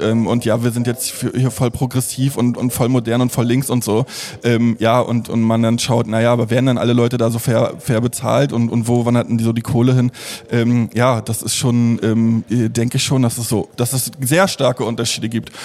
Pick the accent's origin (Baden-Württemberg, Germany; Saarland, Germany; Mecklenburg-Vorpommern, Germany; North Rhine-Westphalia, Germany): Mecklenburg-Vorpommern, Germany; Stralsund; im Theater äh, Vorpommern in Stralsund, äh, wo ich aufgewachsen bin